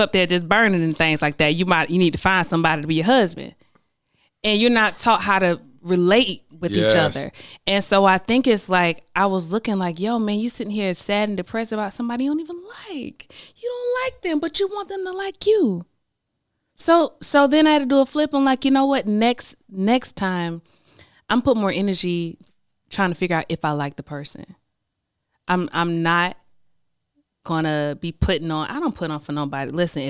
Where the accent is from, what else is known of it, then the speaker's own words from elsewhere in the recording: the South, United States; I'm from the South, you know. So we're kind of raised, like, be this thing so that you can be chosen.